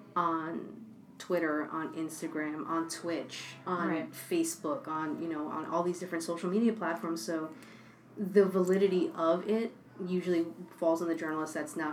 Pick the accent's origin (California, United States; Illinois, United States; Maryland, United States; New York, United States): New York, United States; I'm born and bred in New York.